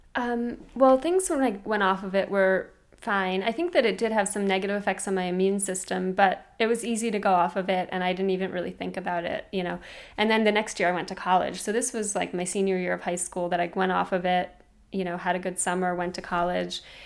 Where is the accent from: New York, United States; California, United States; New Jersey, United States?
New York, United States; New York City; I was from Brooklyn